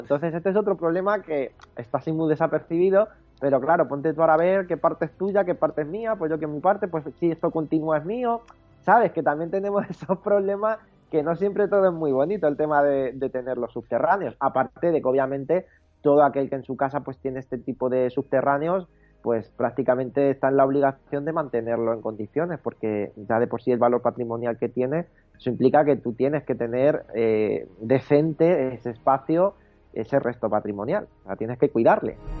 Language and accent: Spanish; Toledo, Castilla-La Mancha, Spain; ni los propios toledanos